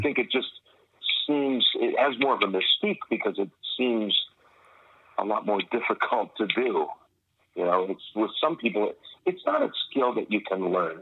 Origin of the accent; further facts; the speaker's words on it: Woodstock, Ontario, Canada; also born or lived in Winnipeg, Manitoba; my parents they moved to, to Ontario, Canada, uh, and uh, because my my family, my on my dad's side, were were, were based there, and uh, so I grew up there just as a kid, uh, small town called Woodstock, Woodstock, Ontario